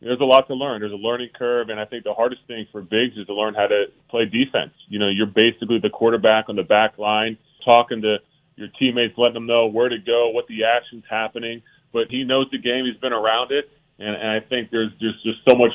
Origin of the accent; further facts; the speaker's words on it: Philadelphia, Pennsylvania, United States; moved away; my hometown, Philadelphia